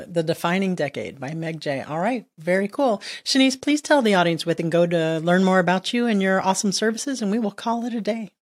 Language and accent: English; Miami, Florida, United States; moved away as an adult; also born or lived in Southern Maryland; now in Maryland, United States; I'm from Miami